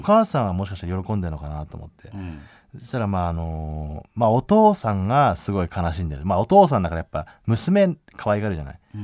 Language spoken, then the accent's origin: Japanese; Hakodate, Hokkaido, Japan; moved away; 僕函館出身なんですけど二郎さん僕函館出身なんですよ